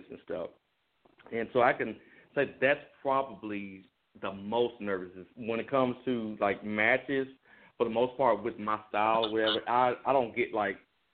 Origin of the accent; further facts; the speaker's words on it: Osceola, Arkansas, United States; also born or lived in Oak Hill, Arkansas; in my hometown of Osceola, Arkansas